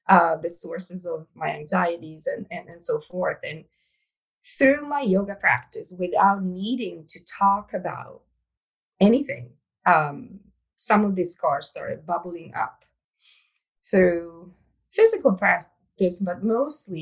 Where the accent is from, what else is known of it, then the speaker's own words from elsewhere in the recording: Italy; English is a second language; moved away; I was born and raised in Italy